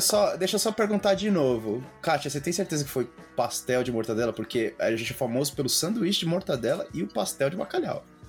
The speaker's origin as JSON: {"language": "Portuguese", "country": "Brazil", "accent": "Brazilian", "moved": "yes", "said": "meu sotaque de brasileiro"}